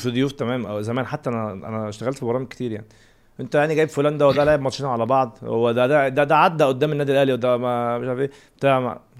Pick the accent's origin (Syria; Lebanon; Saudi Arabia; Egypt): Egypt; دي مشكلتنا احنا آه. كمصريين